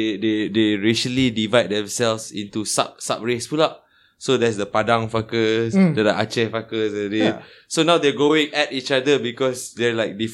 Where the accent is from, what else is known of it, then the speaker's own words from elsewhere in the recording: Penang, Malaysia; Growing up in Penang, being a Malay guy, growing up in Penang, right?